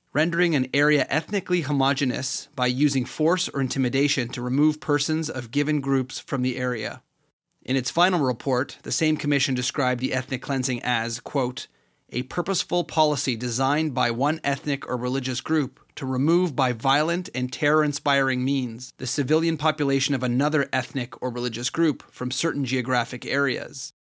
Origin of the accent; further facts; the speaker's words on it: Canada; me as a Canadian citizen